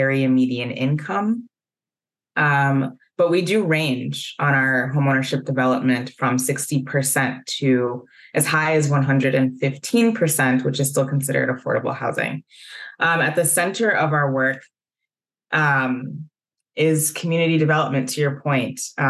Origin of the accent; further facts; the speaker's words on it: Evanston, Illinois, United States; moved away as an adult; now in Minnesota, United States; I was born in Evanston, Illinois, so I'm not a native of Minnesota. But I came to Minnesota by way of Carleton College, where I went to undergrad